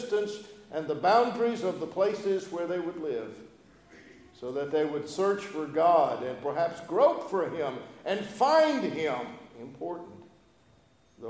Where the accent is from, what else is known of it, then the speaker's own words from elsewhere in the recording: Gulf of Mexico, Gulf Coast, United States; also born or lived in Louisiana; now in Statesboro, United States; I grew up on Gulf of Mexico